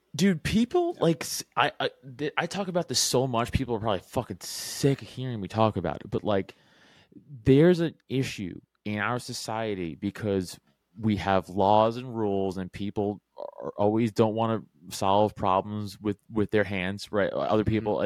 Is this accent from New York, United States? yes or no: yes; New York City, New York, United States; I'm from Staten Island, which is important to the story because I was in high school during 9/11